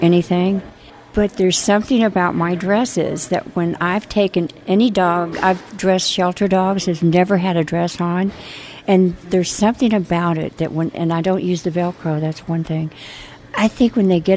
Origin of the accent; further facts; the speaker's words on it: Illinois, United States; I grew up in Illinois on a farm